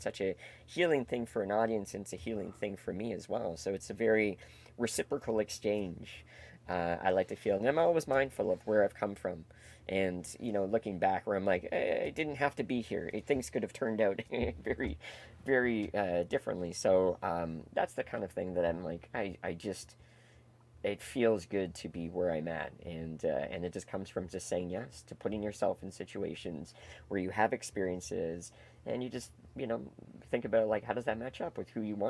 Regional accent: Toronto, Ontario, Canada; But I grew up in Etobicoke, a suburb of Toronto.

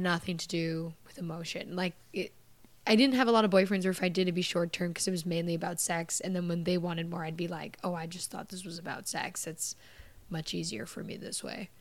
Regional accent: Canada; moved away; I'm from Canada

